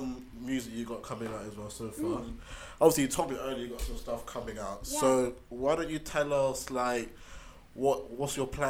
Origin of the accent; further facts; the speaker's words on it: Somerset, South West England, United Kingdom; also born or lived in Bristol / Sweden; I'm basically from Somerset